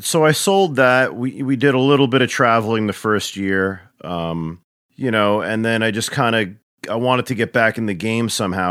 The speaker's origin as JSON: {"language": "English", "region": "New York", "country": "United States", "tie": "born or raised there", "moved": "yes", "said": "grew up across the border in, in, uh, New York, you know, and, uh, suburbia"}